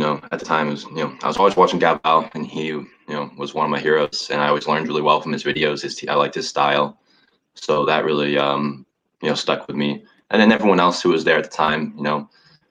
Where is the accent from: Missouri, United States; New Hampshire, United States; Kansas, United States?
New Hampshire, United States; moved away as an adult; now in San Diego, United States; I'm from New Hampshire originally.